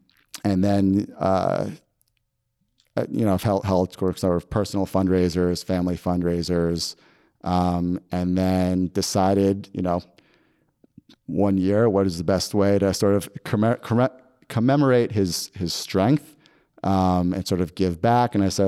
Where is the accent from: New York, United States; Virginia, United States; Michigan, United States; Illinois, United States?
New York, United States; I grew up in Westchester around the city